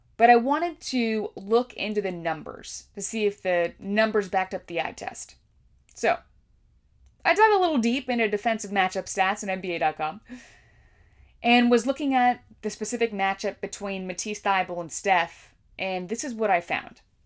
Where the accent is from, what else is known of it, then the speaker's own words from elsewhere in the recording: California, United States; I grew up on the West Coast in California